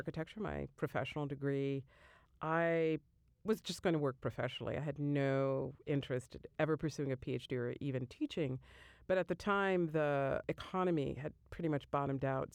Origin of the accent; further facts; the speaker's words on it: Neptune, New Jersey, United States; I'm from the Jersey Shore, Neptune